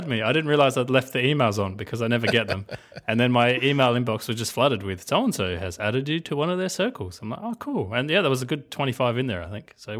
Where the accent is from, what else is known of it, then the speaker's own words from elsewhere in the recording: Australia; I'm from Australia